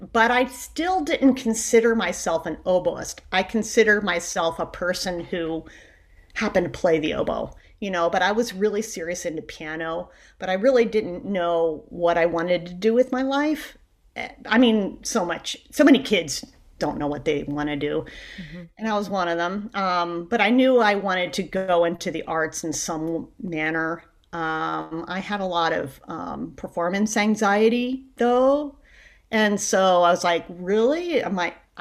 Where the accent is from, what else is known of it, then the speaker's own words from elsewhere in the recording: Northern Virginia, United States; I'm from Northern Virginia